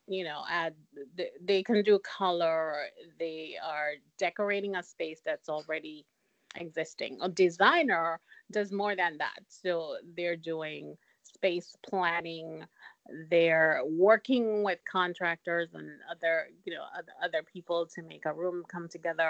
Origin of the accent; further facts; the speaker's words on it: Jamaica; moved away; I'm from Jamaica.